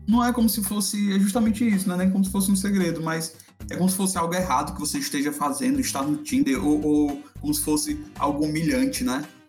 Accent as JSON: {"language": "Portuguese", "town": "Fortaleza", "region": "Ceará", "country": "Brazil", "said": "falo de Fortaleza, nós dois somos de Fortaleza"}